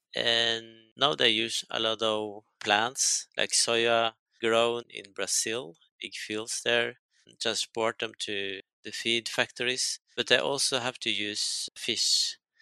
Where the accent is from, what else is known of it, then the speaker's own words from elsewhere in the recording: Norway; I come from Norway. We think it's kind of innocent place